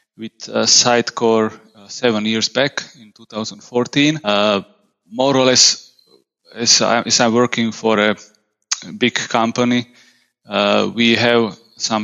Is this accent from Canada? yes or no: no; Slovakia; I'm from Slovakia. I live just a couple of kilometers from the capital city of Bratislava